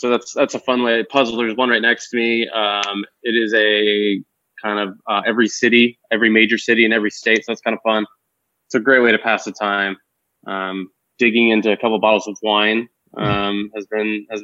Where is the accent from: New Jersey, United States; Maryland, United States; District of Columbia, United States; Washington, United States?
Washington, United States; Eastern; now in Arizona, United States; He was a Spokane guy, and I grew up not far from him